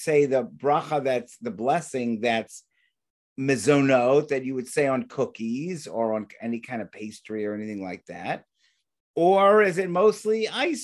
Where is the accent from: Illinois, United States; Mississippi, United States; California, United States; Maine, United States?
California, United States; I'm from California